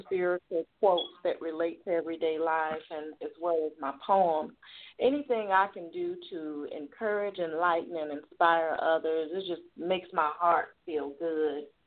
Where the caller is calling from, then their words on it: Jackson, Tennessee, United States; I'm calling from Jackson, Tennessee.